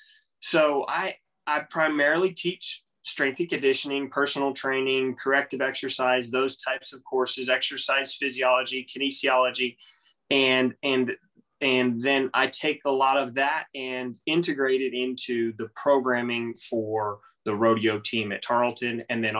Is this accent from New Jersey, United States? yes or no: no; Texas, United States; I'm from Texas. I'm from the good state of Texas